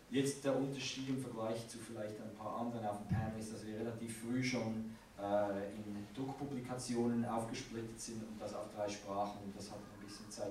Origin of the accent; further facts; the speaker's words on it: Switzerland; accent: Swiss; uh, äh, wie man Akzent hört, ich bin aus der Schweiz.